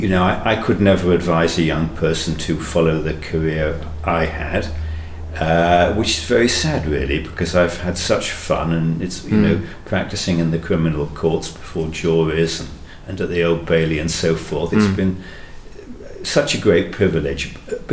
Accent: Manchester, North West England, United Kingdom; I'm from Manchester

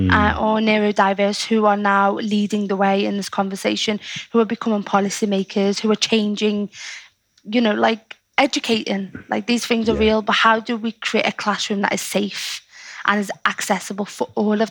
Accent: Liverpool, North West England, United Kingdom; accent: Scouse; I could be a poet with a Scouse accent

